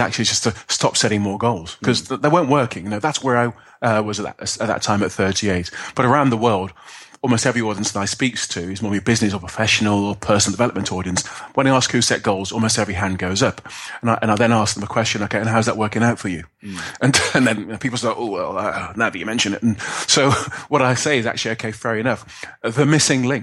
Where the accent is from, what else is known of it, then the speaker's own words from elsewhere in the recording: Birmingham, West Midlands, United Kingdom; I'm a guy from inner city in Birmingham